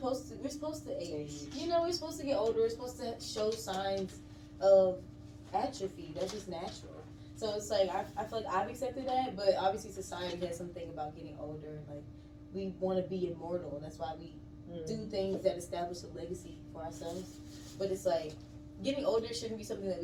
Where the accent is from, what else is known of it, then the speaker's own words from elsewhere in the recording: Georgia, United States; also born or lived in Mississippi, United States / Birmingham, Alabama, United States; I was technically raised up here, like elementary, high school